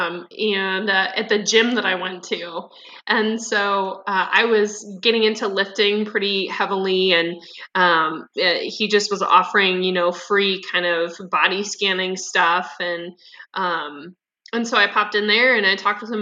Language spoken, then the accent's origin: English; Midwest, United States; I grew up in the Midwest